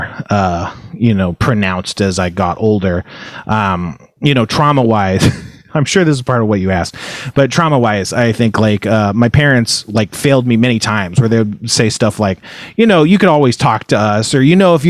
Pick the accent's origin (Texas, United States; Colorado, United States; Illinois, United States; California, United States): California, United States; Elk Grove; also born or lived in Fresno, California / Moorpark, California / Los Angeles, California / Burbank, California; I was born in Fresno. I grew up in a town called Elk Grove, which is a bustling California city, but at the time it was very small. And then I moved to Moore Park